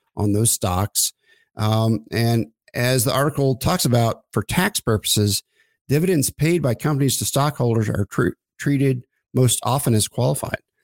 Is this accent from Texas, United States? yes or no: no; Oklahoma, United States; I grew up in Oklahoma